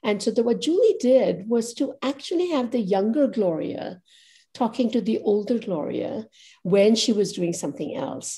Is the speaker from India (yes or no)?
yes; Ahmedabad, Gujarat, India; now in New York, United States; they would always think of me as Ahmedabadi first in that town that I grew up.